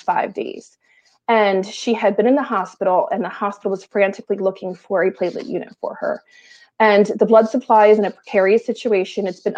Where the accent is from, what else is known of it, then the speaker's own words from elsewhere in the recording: southeastern Pennsylvania, United States; also born or lived in Delaware County, Pennsylvania / Chester County, Pennsylvania / Bucks County, Pennsylvania; I'm very much southeastern Pennsylvania born and bred